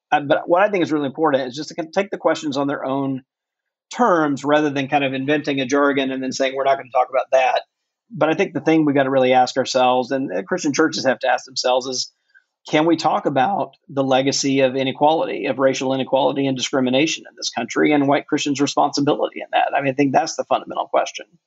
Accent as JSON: {"language": "English", "region": "Mississippi", "country": "United States", "tie": "born or raised there"}